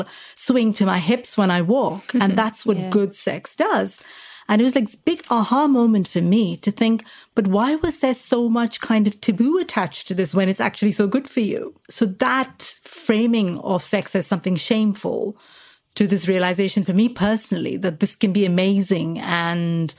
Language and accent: English; India; moved away; I lived in India, so I grew up in India, spent most of my life there